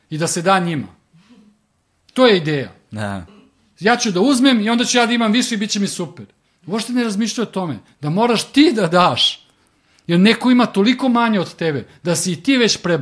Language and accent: Croatian; Serbia